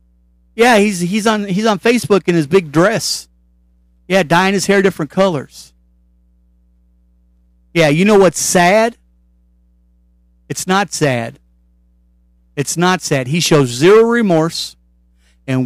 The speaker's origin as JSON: {"language": "English", "region": "Kentucky", "country": "United States", "tie": "born or raised there", "said": "Let's talk about my home state for a moment."}